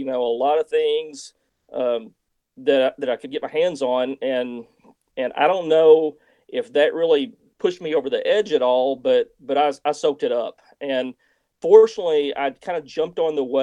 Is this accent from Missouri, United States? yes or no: yes; Missouri Bootheel, United States; I grew up in the Missouri Boot Hill.